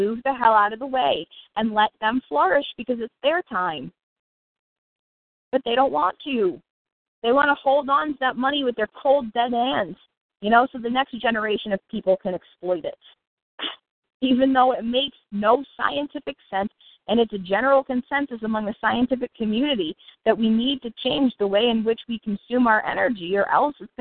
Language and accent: English; United States; as an American citizen